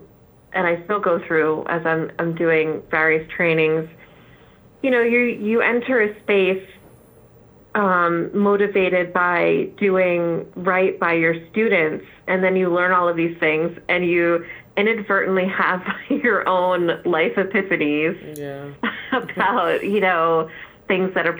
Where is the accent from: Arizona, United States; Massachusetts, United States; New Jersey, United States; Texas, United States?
New Jersey, United States; accent: North Jersey; my North Jersey accent